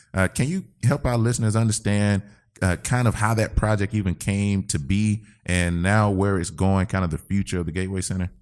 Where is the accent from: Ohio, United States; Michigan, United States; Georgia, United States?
Georgia, United States; Albany; I'm from Albany, Georgia.